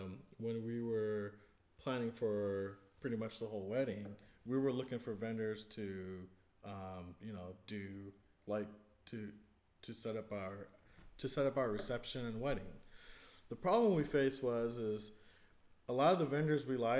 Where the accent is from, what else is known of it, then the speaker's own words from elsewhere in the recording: Hayward, California, United States; also born or lived in Union City; I was born and raised in Hayward